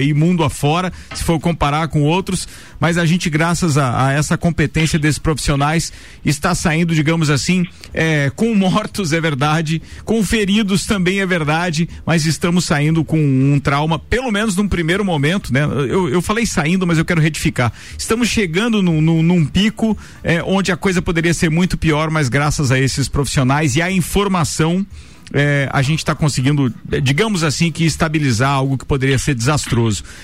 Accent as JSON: {"language": "Portuguese", "region": "Santa Catarina", "country": "Brazil", "said": "a gente aqui, como catarinense"}